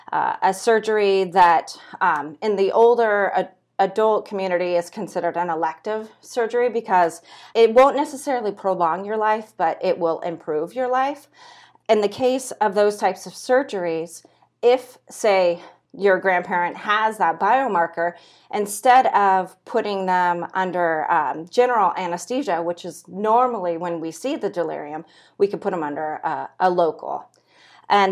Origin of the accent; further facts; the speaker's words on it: Santa Cruz, California, United States; now in Nebraska, United States; I'm originally from Santa Cruz, California.